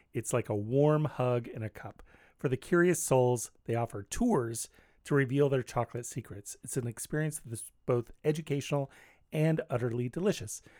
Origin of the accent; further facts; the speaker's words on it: California, United States; now in Portland, United States; I'm from California